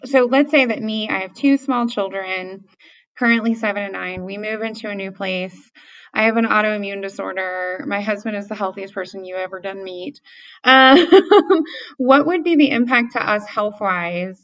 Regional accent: Appalachia, United States; also born or lived in Dayton, Ohio; I was born in Dayton, Ohio. I grew up in Appalachia on welfare.

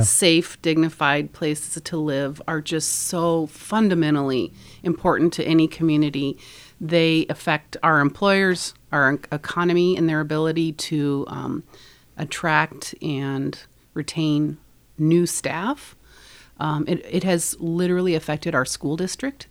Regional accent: Nebraska, United States; moved away as an adult; now in Northfield, United States; I grew up in Nebraska, and I met my husband in high school when we were 16 years old

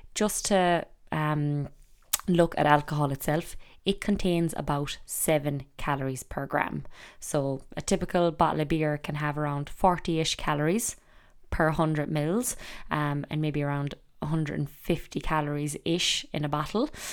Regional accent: Ireland; growing up in Ireland

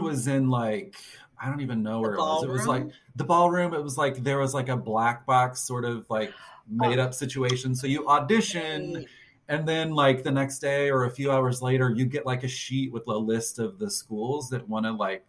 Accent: Arkansas, United States; Well, for me, I grew up in Arkansas. So I went to the University of Arkansas

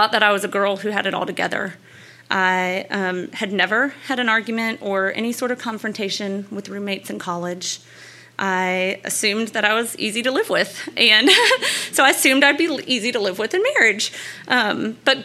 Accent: Louisiana, United States; I grew up in Louisiana

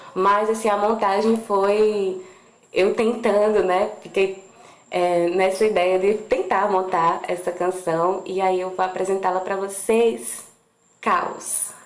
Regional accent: Campina Grande, Paraíba, Brazil; lá de Campina Grande, de onde sou

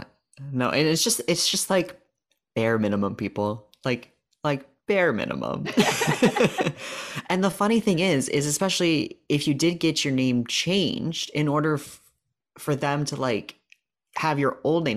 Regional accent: Canada; as a Canadian

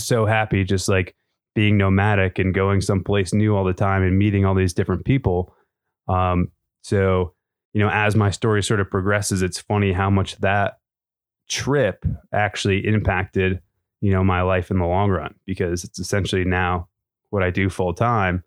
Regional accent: Maine, United States; moved away as an adult; I'm from Maine originally. That's where I grew up

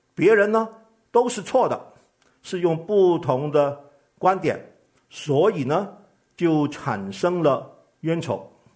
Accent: Guangdong, China; 我是个广东人

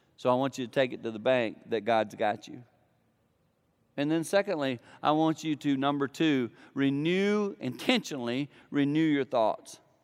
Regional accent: Blue Ridge foothills, the Carolinas, United States; I grew up in the Carolinas in the foothills of the Blue Ridge Mountain

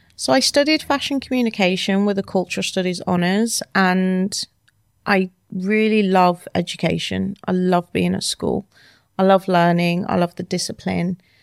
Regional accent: Wolverhampton, West Midlands, United Kingdom; moved away as an adult; now in London, United Kingdom; I'm from Wolverhampton, a small town in the U K.

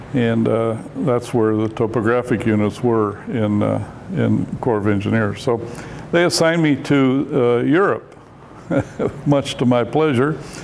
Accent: Detroit, Michigan, United States; moved away as an adult; now in Oregon, United States; I was raised in Detroit area.

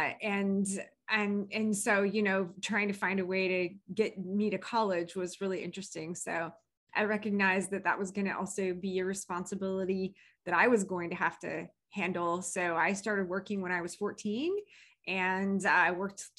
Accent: Indiana, United States; moved away as an adult; now in Southern California, United States; I was raised in Indiana until I was 35. I lived there

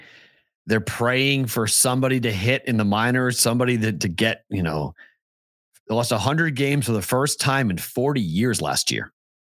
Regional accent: Boston, Massachusetts, United States; moved away; also born or lived in Des Moines, Iowa; when I moved from Des Moines to Boston

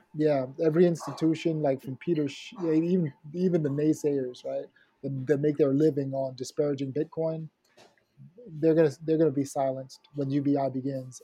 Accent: Haiti; I'm from Haiti

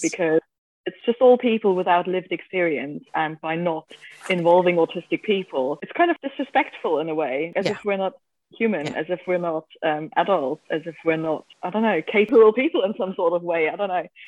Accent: Germany; I'm from Germany

